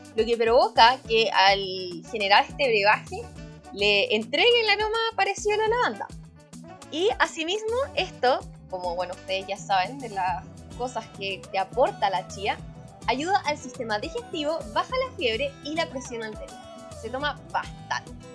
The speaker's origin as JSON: {"language": "Spanish", "country": "Chile", "said": "nosotros que somos chilenos"}